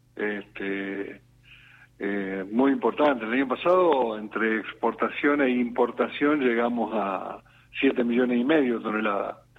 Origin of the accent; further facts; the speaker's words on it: Argentina; en mi país